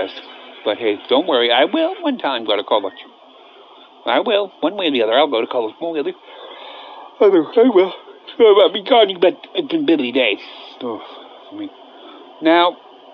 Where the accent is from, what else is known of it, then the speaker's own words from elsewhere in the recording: Cincinnati, Ohio, United States; I've been born and raised in Cincinnati